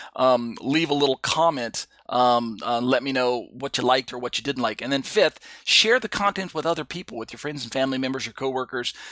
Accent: United States; moved away as an adult; now in South Korea; I was born and raised in the United States

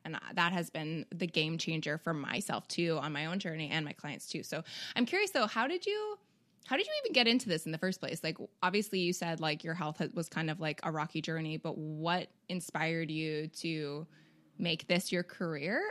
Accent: Canada; we're both Canadian

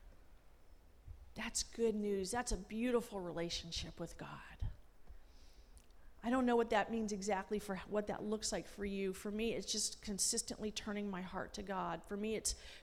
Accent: Los Angeles, California, United States; moved away; also born or lived in Washington, D.C. / Springfield; Growing up in Los Angeles

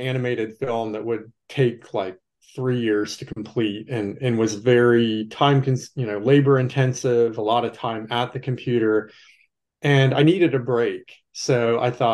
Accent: Texas, United States; moved away as an adult; now in Wilmington, United States; I grew up in Texas, but I've been living in North Carolina and working at the university in Wilmington for about 17 years

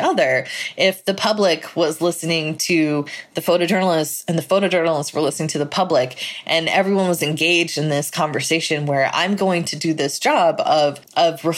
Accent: United States; my First Amendment rights as an American

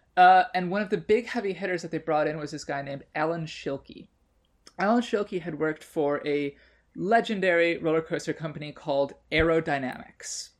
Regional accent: Chicago, Illinois, United States; I grew up in Chicago near Six Flags Great America

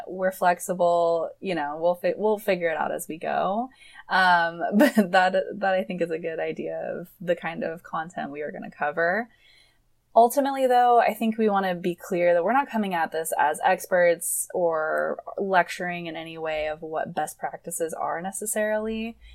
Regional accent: Michigan, United States; moved away as an adult; now in Portland, United States; I am from Michigan originally

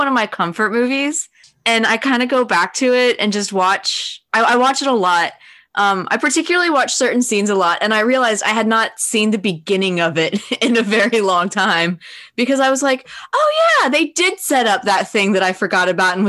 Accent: United States; As an American

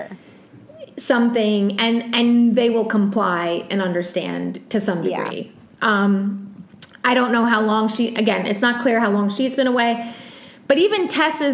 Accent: East Coast, United States; I'm from the East Coast

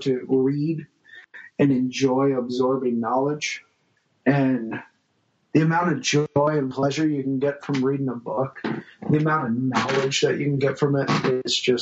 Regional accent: St. Louis, Missouri, United States; also born or lived in California; I was born in California, raised in St. Louis

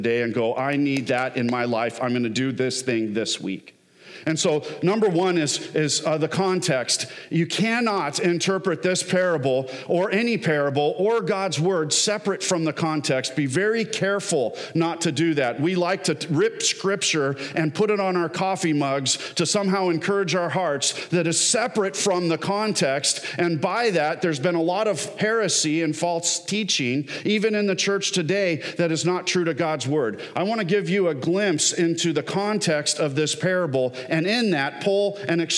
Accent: Southern California, United States; now in Michigan, United States; I grew up in Southern California

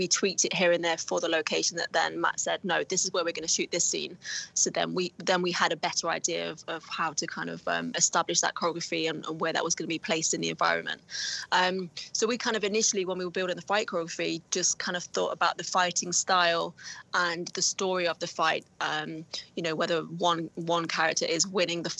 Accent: Nottingham, East Midlands, United Kingdom; the Nottingham Caves and the underground system in my hometown

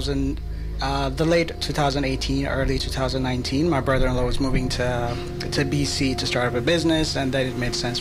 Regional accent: Ethiopia; moved away as an adult; also born or lived in Toronto, Canada; now in Vancouver, Canada; I was born and raised in Ethiopia. I moved to Canada in 2014. First moved to Toronto.

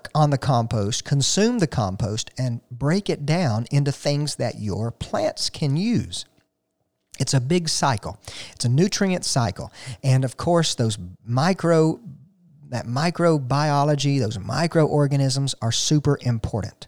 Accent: Flowery Branch, Georgia, United States; sort of my hometown, where, of course, you can find me throughout the week, Flowery Branch, Georgia.

